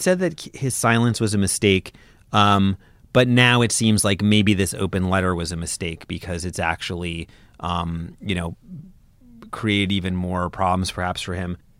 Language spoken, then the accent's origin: English; New York City, New York, United States; I'm from Brooklyn